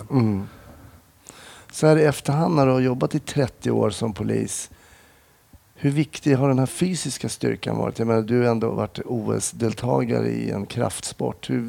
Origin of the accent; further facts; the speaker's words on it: Smedjebacken, Dalarna County, Sweden; also born or lived in Stockholm; now in Falun, Sweden; jag är uppväxt i Smedjebacken så det var inte riktigt min hemort.